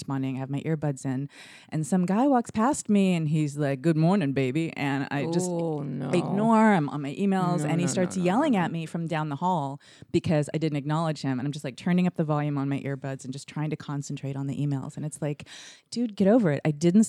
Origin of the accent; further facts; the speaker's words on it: Arkansas, United States; also born or lived in California, United States / New York, United States; No, I was born in California, right. Raised in Arkansas